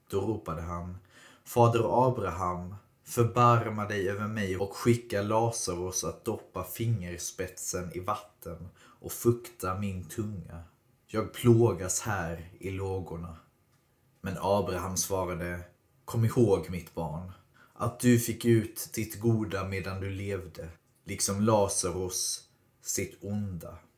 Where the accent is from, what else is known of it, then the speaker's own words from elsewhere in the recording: Skåne, Sweden; Jag tänker att liksom som för mig som är skåning så jag har ju aldrig riktigt hört historien om Skåne utifrån Skånes perspektiv utan alltid från Sveriges perspektiv.